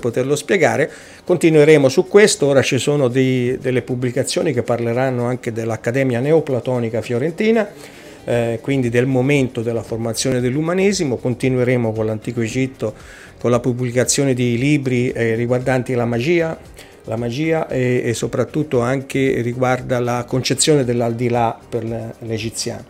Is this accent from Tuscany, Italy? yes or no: yes; Casentino, province of Arezzo, Tuscany, Italy; vengo dalla provincia di Arezzo, eh, in particolare dal Casentino